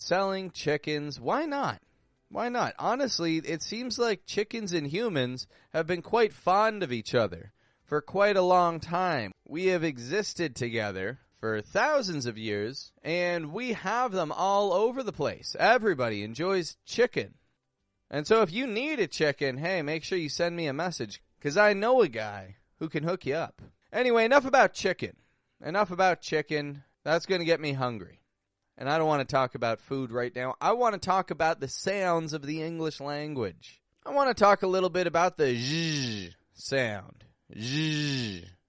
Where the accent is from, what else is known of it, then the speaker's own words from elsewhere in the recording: Toronto, Ontario, Canada; moved away; also born or lived in Mexico; I'm from Toronto, from Canada